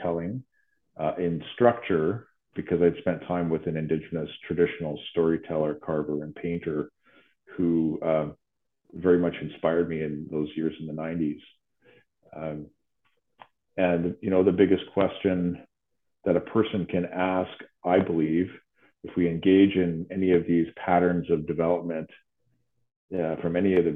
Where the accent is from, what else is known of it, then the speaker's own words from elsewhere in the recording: Vancouver, British Columbia, Canada; moved away as an adult; now in Ottawa, Canada; I grew up in Vancouver and spent the 90s in the art scene